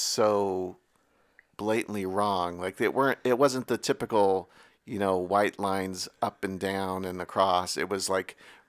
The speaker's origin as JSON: {"language": "English", "town": "Sacramento", "region": "California", "country": "United States", "tie": "born or raised there", "said": "I am from Sacramento"}